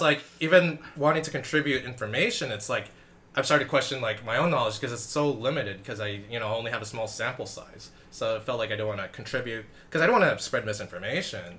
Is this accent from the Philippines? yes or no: yes; Philippines; I am Filipino. I did take the word Laban from Tagalog